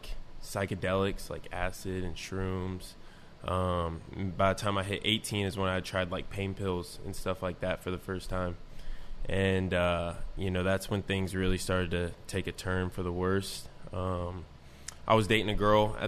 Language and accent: English; North Manchester, Indiana, United States; also born or lived in South Bend, Indiana; I didn't want to stay in my hometown anymore. And so that's when I left my small town of North Manchester